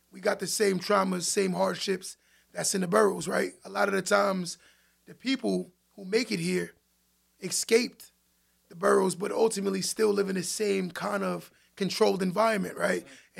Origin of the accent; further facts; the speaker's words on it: Westbury, New York, United States; also born or lived in Queens, New York; I'm from Queens by way of Long Island. I'm a Long Islander. I rep Long Island. Right, Long Island is what made me